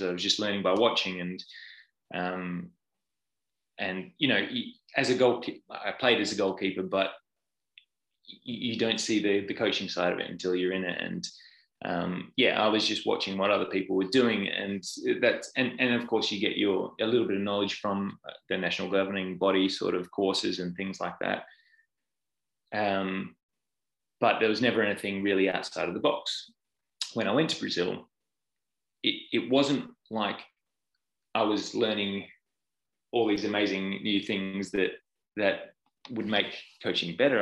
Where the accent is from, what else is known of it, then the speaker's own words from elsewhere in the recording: Perth, Western Australia, Australia; moved away as an adult; now in United Kingdom; I'm Australian. I'm from Perth on the west coast